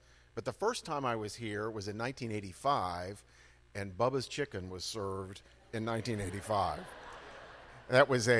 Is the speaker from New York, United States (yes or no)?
no; El Paso, Texas, United States; My father had served as an elder at our church where I grew up in El Paso.